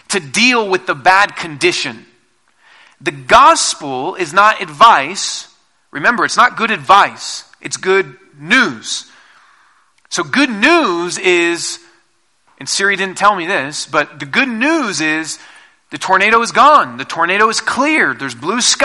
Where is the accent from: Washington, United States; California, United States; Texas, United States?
Washington, United States; Seattle; now in Colorado, United States; I'm from Seattle originally, and we don't have tornadoes there